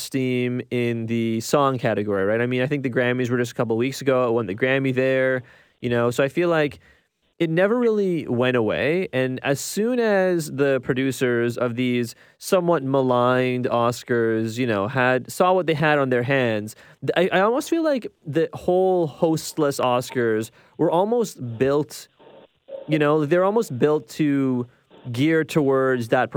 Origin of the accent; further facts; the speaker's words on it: Ontario, Canada; I'm from Ontario